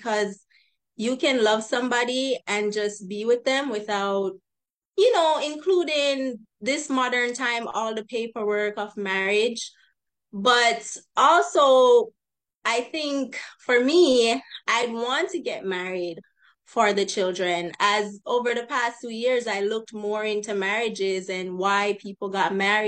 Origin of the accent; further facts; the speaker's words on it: Jamaica; now in Los Angeles, United States; I'm from Jamaica originally, but I currently live in the Los Angeles area.